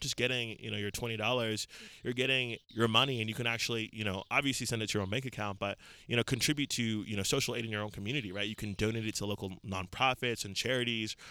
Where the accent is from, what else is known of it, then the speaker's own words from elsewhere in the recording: San Bernardino, California, United States; also born or lived in Lagos, Nigeria / Queens, New York; I grew up in uh, San Bernardino, California, which is in like Southern California, like in the Inland Empire, like like an hour from